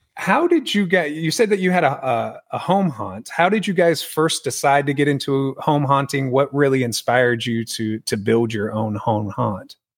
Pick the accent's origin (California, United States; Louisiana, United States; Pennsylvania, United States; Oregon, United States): California, United States; San Diego; moved away as an adult; now in Texas, United States; born and raised in San Diego